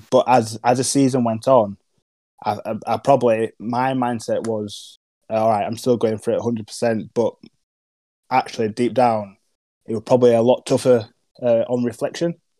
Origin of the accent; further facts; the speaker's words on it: Huddersfield, Yorkshire and the Humber, United Kingdom; I'm a Huddersfield lad. Um, nice nice areas in uh, Paddock